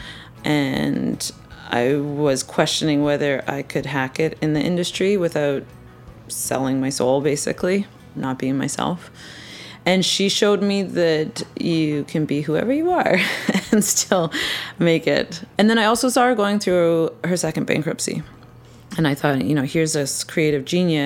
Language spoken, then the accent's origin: English; Vancouver, British Columbia, Canada; also born or lived in Toronto; I was born and raised in Vancouver, and I've lived here almost